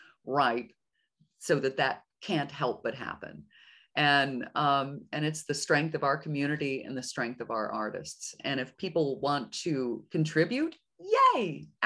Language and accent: English; Oklahoma City, Oklahoma, United States; moved away as an adult; also born or lived in New York / Europe; I'm born and raised in Oklahoma City, but I skedaddled off right after college, and I spent 20 some odd years in New York and in Europe